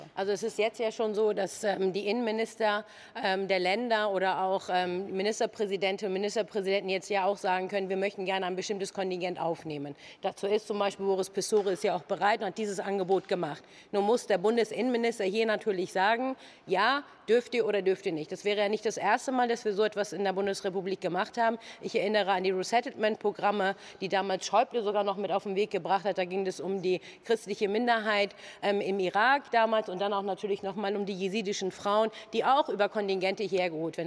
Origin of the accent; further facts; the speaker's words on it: Kiel, Schleswig-Holstein, Germany; in meiner Geburtsstadt in Kiel